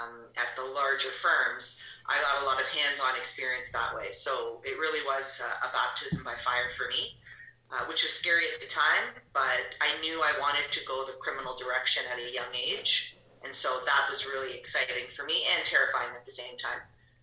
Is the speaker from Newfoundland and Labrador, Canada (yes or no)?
no; Cambridge, Ontario, Canada; moved away as an adult; also born or lived in Newmarket; I called a local firm where I grew up in Cambridge and summered with them